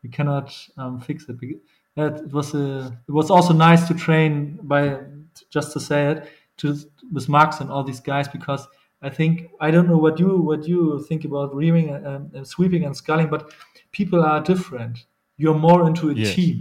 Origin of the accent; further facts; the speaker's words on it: Hamburg, Germany; English is a second language; moved away as an adult; also born or lived in Bochum; Normally I'm from Hamburg. I'm from the northern part of Germany